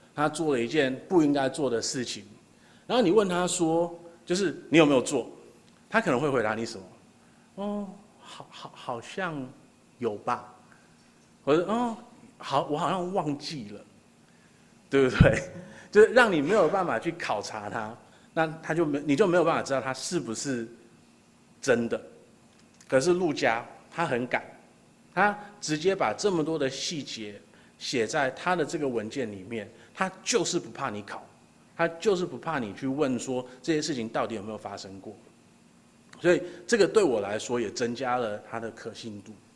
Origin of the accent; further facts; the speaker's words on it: Taiwan; 我们家虽然是本省人，可是我们也是从大陆那边过来的